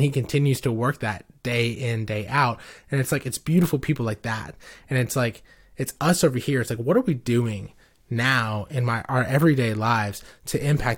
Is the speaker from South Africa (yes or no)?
yes; Johannesburg, Gauteng, South Africa; born there; also born or lived in Livingstone, Zambia; So I was born in Johannesburg, South Africa, and lived in Livingstone, Zambia. And so it's just north of South Africa is, Zambia.